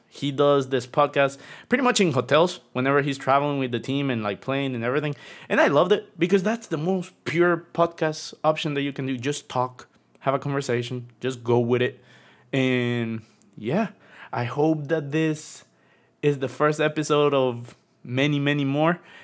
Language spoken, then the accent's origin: English; Tegucigalpa, Francisco Morazán, Honduras; now in Florida, United States; I'm originally from Honduras, and now I live in Florida.